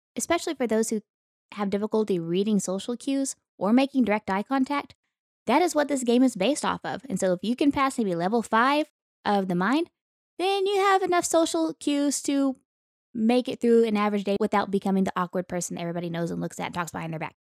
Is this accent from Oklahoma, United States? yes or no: yes; Western Oklahoma, United States; moved away; I grew up in Western Oklahoma